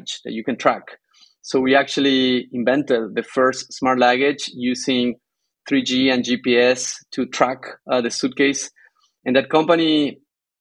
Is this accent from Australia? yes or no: no; Argentina; moved away as an adult; also born or lived in Tucumán, Argentina / Bay Area, California; now in California, United States; I am originally from Argentina. I grew up surrounded by beautiful South American forest.